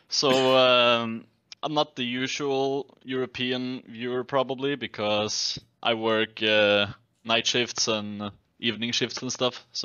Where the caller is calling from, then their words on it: Norway; I'm calling from Norway.